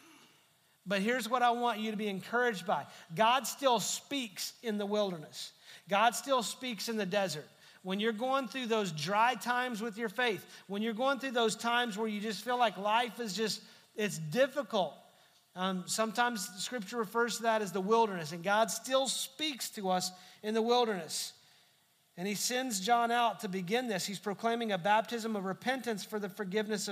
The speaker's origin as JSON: {"language": "English", "country": "United States", "also_born_or_lived": "Texas", "said": "just because we're American doesn't mean we're Christians. Just because we live in Texas doesn't mean we're Christians"}